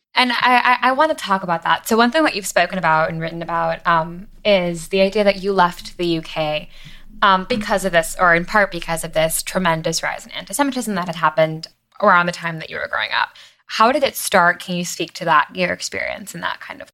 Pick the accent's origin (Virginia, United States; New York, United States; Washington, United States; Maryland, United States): New York, United States; Long Island; I'm from Long Island, and I grew up in a place where being Jewish